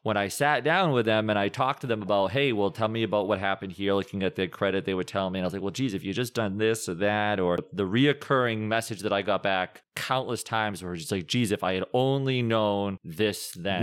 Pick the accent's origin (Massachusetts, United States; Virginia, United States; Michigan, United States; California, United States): Massachusetts, United States; Bridgewater; also born or lived in Rhode Island; I was born, raised in Bridgewater, Massachusetts